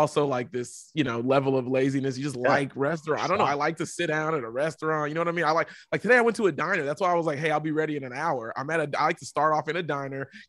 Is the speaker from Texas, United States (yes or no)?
yes; Texas, United States; I'm from Texas